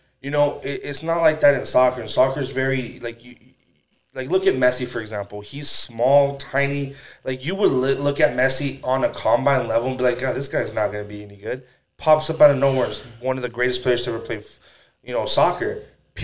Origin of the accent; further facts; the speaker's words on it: United States; Growing up in the United States